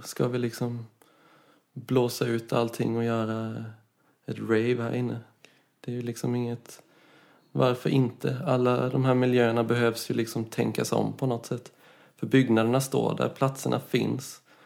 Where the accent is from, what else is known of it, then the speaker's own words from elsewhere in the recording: Karlskrona, Blekinge, Sweden; moved away as an adult; also born or lived in Gothenburg / Copenhagen; jag är från Karlskrona från början